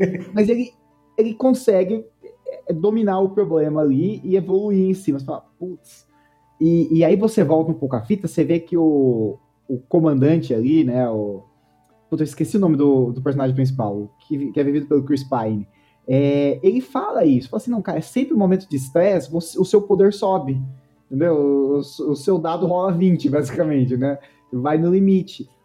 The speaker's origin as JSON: {"language": "Portuguese", "town": "Rio Claro", "region": "São Paulo", "country": "Brazil", "said": "Eu sou de Rio Claro, interior de São Paulo"}